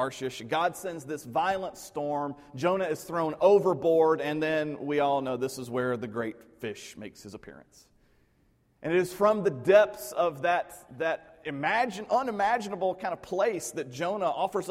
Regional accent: Middle Tennessee, United States; the place where I grew up in Middle Tennessee

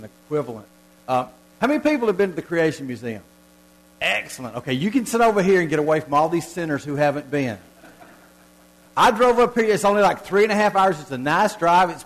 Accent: Southern United States, United States; accent: southern (reckon, ain't, y'all)

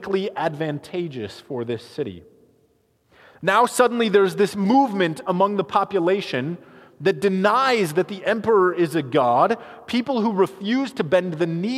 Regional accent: United States; as American Christians.

